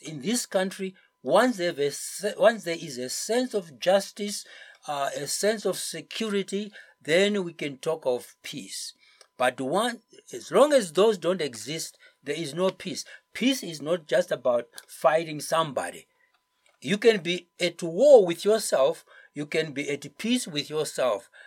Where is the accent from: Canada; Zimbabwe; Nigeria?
Zimbabwe; moved away as an adult; I've come back because this is my home